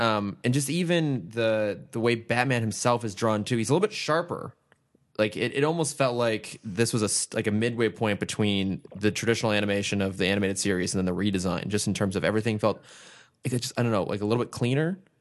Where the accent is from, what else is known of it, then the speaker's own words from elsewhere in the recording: Northern California, United States; I'm from California